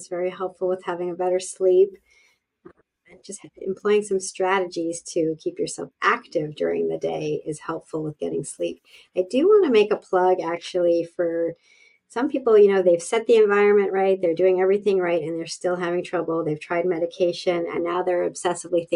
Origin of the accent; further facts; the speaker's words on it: Canada; I am Canadian